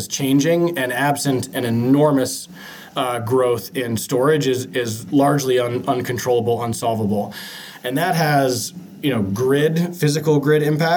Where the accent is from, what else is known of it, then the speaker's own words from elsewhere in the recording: Seattle, Washington, United States; grew up in Seattle.